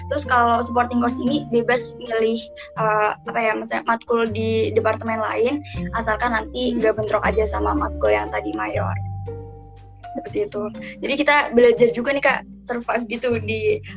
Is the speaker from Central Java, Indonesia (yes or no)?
yes; Cilacap, Central Java, Indonesia; Omda gitu ya, daerah aku, daerah hmm. Cilacap.